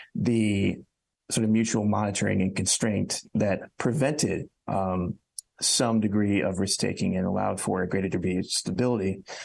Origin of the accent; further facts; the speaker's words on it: Cleveland, Ohio, United States; moved away; I'm originally from the Cleveland area